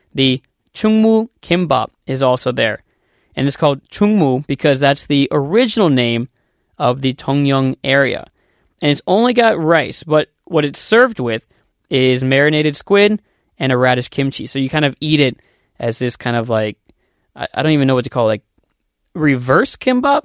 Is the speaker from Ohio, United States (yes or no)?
yes; Columbus, Ohio, United States; moved away as an adult; also born or lived in Korea; now in South Korea; I'm from Columbus, Ohio, which is in the United States